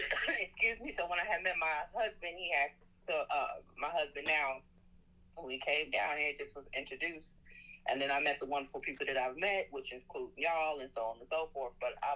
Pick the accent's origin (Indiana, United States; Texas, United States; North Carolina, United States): Indiana, United States; moved away as an adult; now in Birmingham, United States; I'm from the Midwest, Indiana, Hoosier.